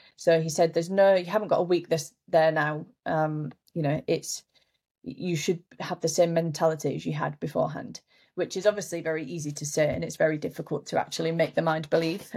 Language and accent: English; Yorkshire and the Humber, United Kingdom; I was late at home in my hometown up in Yorkshire